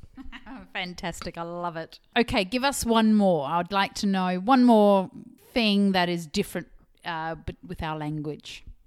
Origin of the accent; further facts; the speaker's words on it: Zimbabwe; now in Australia; my home country